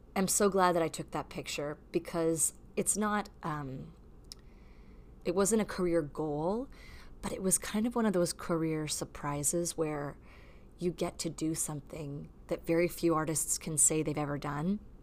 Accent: Canada; as a Canadian

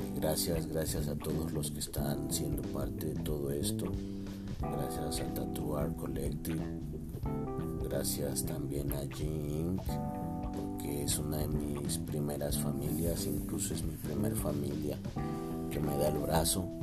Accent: Teziutlán, Puebla, Mexico; moved away; Regreso aquí a mi tierra, Teciutlán, Puebla

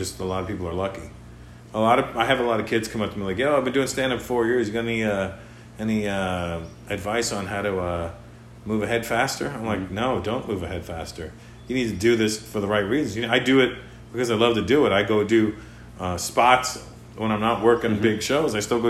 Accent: India; Well, I'm Indian. You know, Indians are the Mexicans of the rest of the world.

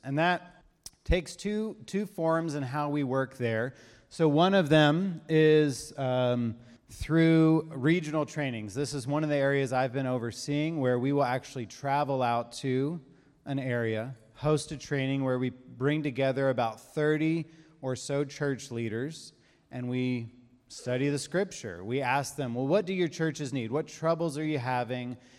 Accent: Savannah, Georgia, United States; moved away as an adult; now in Ethiopia; our family, we're from Savannah, um, and about four years ago, my family, uh, moved to Ethiopia

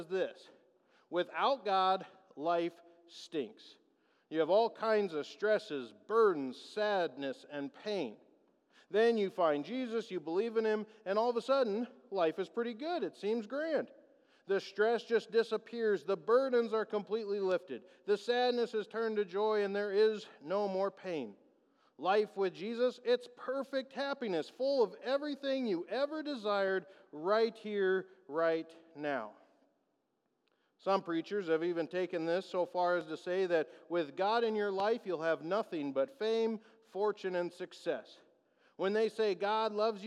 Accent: United States; As American Christians, we have let our culture, our society, and our national pride influence our faith

